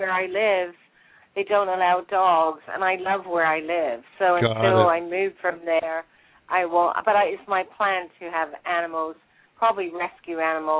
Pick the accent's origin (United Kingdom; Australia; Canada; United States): United Kingdom; South West England; No, I'm from the West Country. I'm from Southwest England.